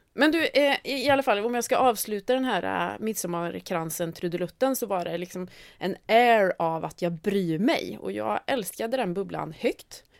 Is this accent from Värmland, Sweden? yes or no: yes; Värmland, Sweden; jag är liksom uppvuxen på landet i Värmland